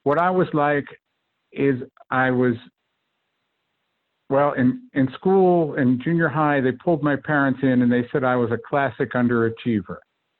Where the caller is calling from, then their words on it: Twinsburg, Ohio, United States; also born or lived in Mission Viejo; Hello. I come to you from Twinsburg, Ohio.